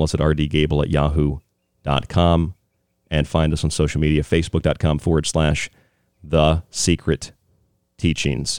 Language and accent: English; Florida, United States